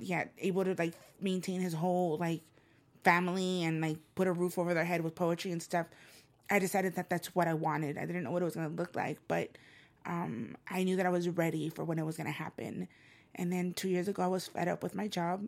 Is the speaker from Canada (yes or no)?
no; El Salvador; first language Spanish; English is a second language; now in Los Angeles, United States; I'm from El Salvador and I'm, mangoes are everywhere and on my grandmother's property, they're there. So whenever I think of a mango tree, I think of home.